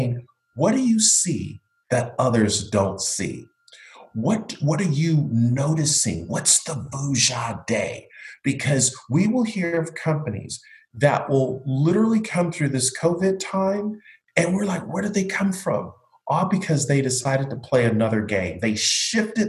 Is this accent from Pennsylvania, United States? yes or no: no; Buffalo, New York, United States; now in Florida, United States; I grew up in Buffalo, New York